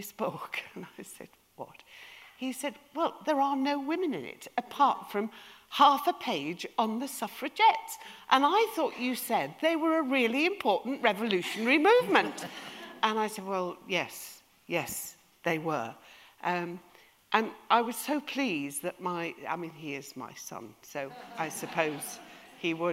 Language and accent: English; Yorkshire and the Humber, United Kingdom; We're from Yorkshire